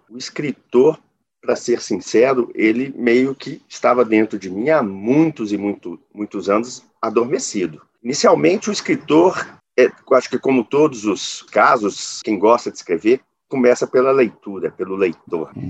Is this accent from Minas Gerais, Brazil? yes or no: yes; Belo Horizonte, Minas Gerais, Brazil; Eu sou de Belo Horizonte.